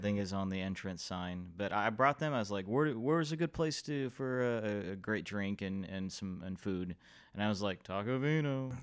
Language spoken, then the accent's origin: English; Fort Worth, Texas, United States; also born or lived in Oak Cliff, Dallas; I like all the growth in this city, in Fort Worth, my hometown